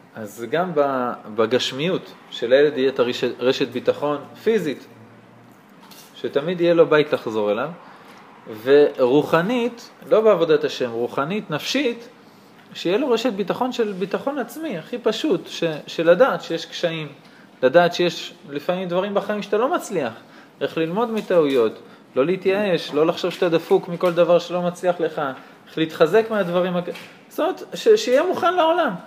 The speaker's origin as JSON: {"language": "Hebrew", "town": "Karnei Shomron", "region": "West Bank", "country": "Israel", "tie": "born or raised there", "said": "כשהיינו קטנים בקרני שומרון"}